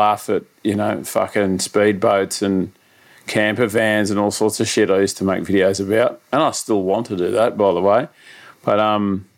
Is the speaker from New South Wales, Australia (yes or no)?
yes; Sydney, New South Wales, Australia; I grew up out in northwestern Sydney.